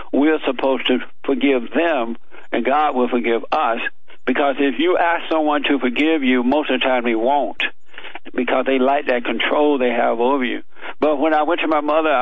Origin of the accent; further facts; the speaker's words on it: Alabama, United States; I grew up down in Alabama on a plantation